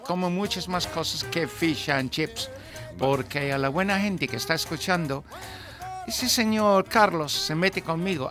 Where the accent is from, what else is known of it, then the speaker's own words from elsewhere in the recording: Newmarket, East of England, United Kingdom; Spanish is a second language; now in Spain; en un teatro cerca de mi pueblo